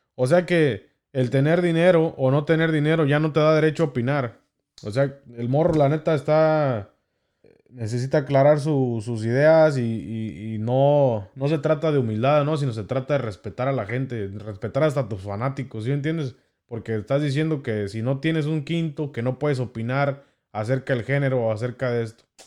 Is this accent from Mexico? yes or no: yes; Mexico; como mexicanos eh, tenemos en nuestra cultura